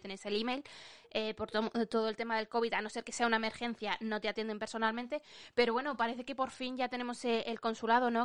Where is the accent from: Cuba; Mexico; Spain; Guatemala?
Spain; moved away as an adult; now in United Kingdom